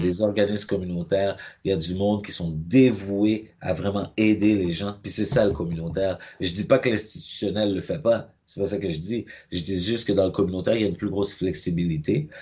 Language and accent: French; Montreal, Quebec, Canada; j'ai grandi à Pierrefonds, mais j'ai aussi grandi à Cartierville